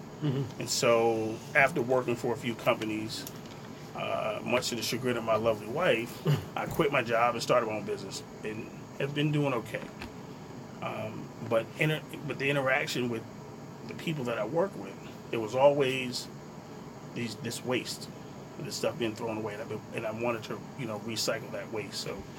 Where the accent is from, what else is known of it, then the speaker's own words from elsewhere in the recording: New York City, New York, United States; Now, I was born and raised in Brooklyn, and I was born and lived in a place much like Trent.